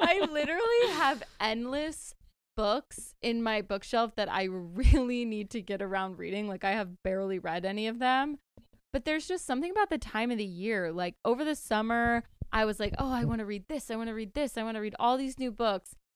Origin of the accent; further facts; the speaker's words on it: Greenville, South Carolina, United States; moved away; I'm down south in my hometown, Greenville, South Carolina